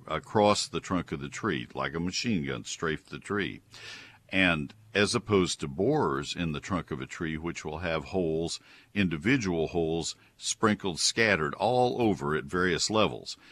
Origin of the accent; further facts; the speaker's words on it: College Station, Texas, United States; also born or lived in Ohio / Colorado; I grew up in College Station, Texas